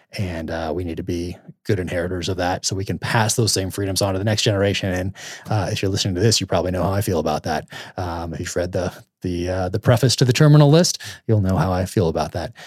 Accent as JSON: {"language": "English", "country": "United States", "said": "I'm an American"}